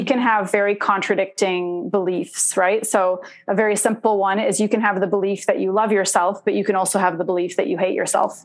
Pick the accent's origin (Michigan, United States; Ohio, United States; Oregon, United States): Oregon, United States; also born or lived in Indonesia / Los Angeles, California; I grew up in Oregon. Yeah. Um, uh, I mean, I grew up in LA and then in Oregon